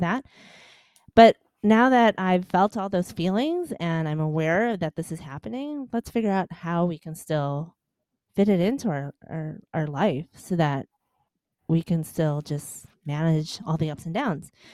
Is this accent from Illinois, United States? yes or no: yes; Chicago, Illinois, United States; moved away as an adult; now in Los Angeles, United States; I was born and raised in Chicago.